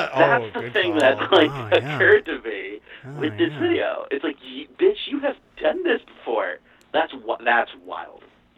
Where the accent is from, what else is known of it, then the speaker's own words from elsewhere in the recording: Florida, United States; Well, I'm from Florida